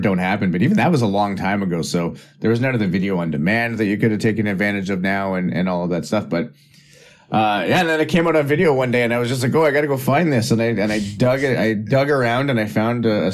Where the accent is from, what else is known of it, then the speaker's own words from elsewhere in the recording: Ottawa, Ontario, Canada; I was brought up in the Ottawa area